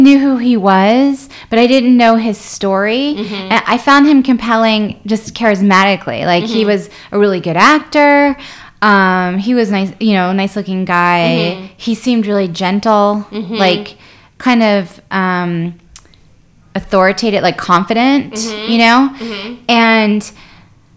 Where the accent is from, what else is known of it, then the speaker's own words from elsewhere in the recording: the South, United States; growing up in the South, where everyone had a messed up family